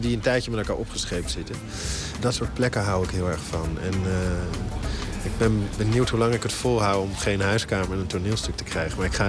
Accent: Netherlands; wij als Nederlanders

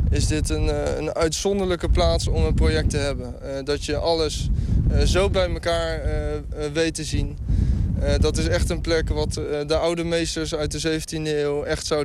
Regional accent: Netherlands; dat dat een resultaat is van menselijke ingrepen en natuur... waar we als Nederlanders heel groot in zijn.

